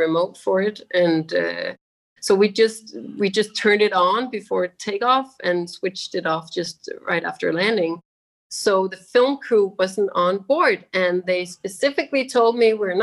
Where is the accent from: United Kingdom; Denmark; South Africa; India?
Denmark; moved away; also born or lived in Maldives; I'm from Denmark, and in Europe we have these gray, long, rainy days